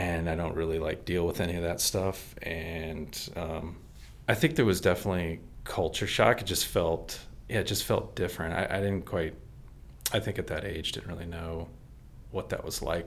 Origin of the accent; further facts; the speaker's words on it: Maryland, United States; also born or lived in Texas; And then we moved to Maryland at that point